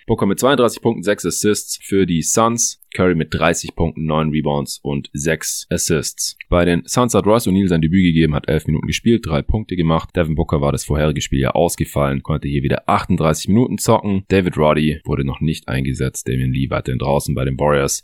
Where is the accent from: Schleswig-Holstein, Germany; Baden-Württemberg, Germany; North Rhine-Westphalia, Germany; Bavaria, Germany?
Baden-Württemberg, Germany; Stuttgart; moved away; Ich bin gerade eher in Stuttgart hier in meiner alten Heimat